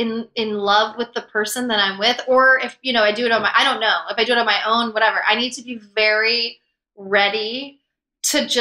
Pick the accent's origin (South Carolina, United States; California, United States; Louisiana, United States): South Carolina, United States; Columbia; we grew up in Columbia, South Carolina, mainly